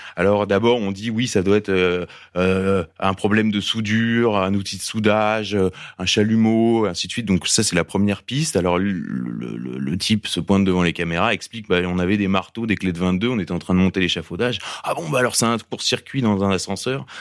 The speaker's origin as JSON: {"language": "French", "town": "Paris", "region": "Île-de-France", "country": "France", "said": "on est parisien"}